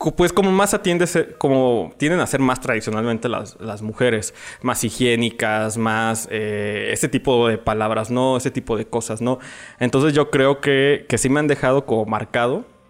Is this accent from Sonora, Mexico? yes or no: no; León, Guanajuato, Mexico; nací aquí en la ciudad de, de León, Guanajuato, en, medio de una familia